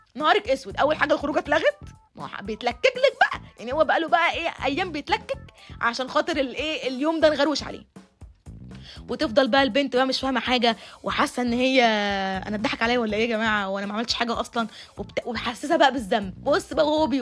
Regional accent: Egypt; احنا كمجتمع مصري اصيل

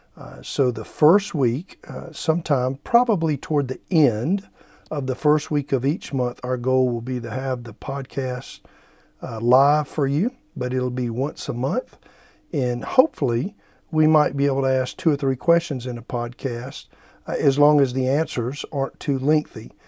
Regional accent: United States; as an American, could I fly a flag, uh, in my front yard and state that I'm proud to be American

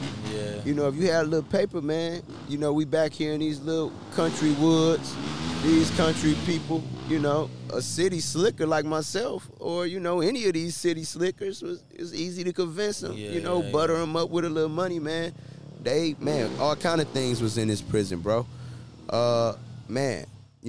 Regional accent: Detroit, Michigan, United States; I was from Detroit

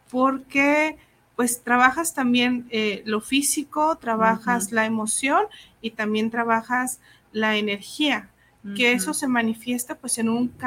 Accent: Mexico; eh, soy curandera tradicional mexicana.

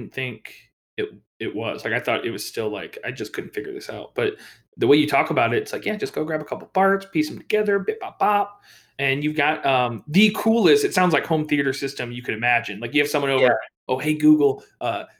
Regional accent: Indiana, United States; moved away; like the nearest real big city to where I am from in Indiana was Chicago

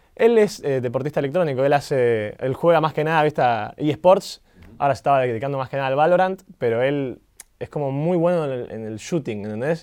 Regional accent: Sarandí, Buenos Aires Province, Argentina; yo eh, nací y crecí en Sarandí

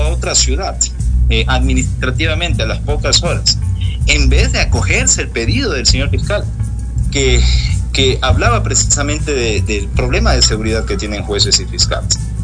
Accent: Ecuador

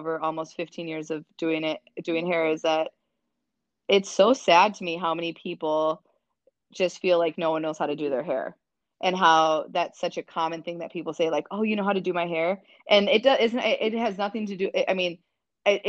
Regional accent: Minnesota, United States; now in Chicago, United States; I'm from a very small white town in Minnesota. I think I realized the racial divide in my hometown at a pretty young age.

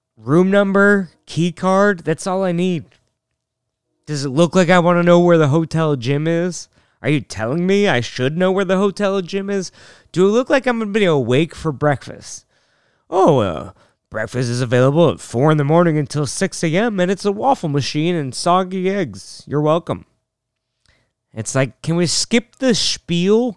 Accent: North Bend, Washington, United States; We're from North Bend, Washington

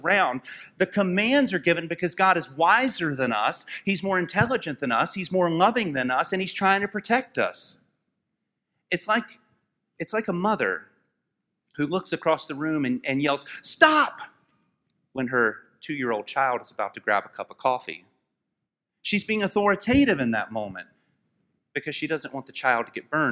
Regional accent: United States; We are American people

